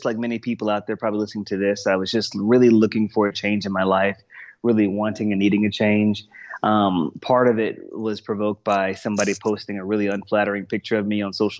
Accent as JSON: {"language": "English", "region": "Texas", "country": "United States", "also_born_or_lived": "Boston, Massachusetts", "said": "I'm from Texas."}